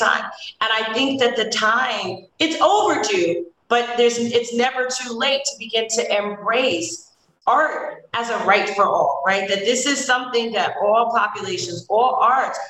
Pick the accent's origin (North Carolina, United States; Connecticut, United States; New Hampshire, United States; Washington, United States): Connecticut, United States; New Haven; also born or lived in Brooklyn, New York; I grew up here in New Haven. I'm Brooklyn born, New Haven raised